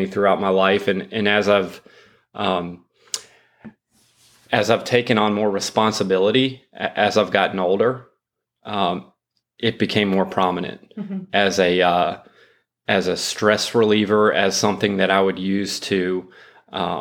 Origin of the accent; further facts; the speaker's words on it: Charleston, South Carolina, United States; I'm from Charleston